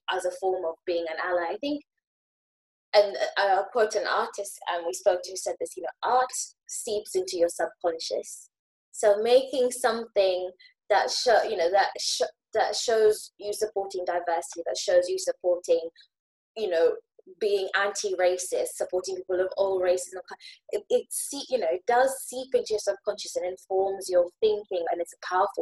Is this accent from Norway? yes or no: no; Kenya; now in United Kingdom; I'm from Kenya, well, now British, but lived in Kenya, grew up in Kenya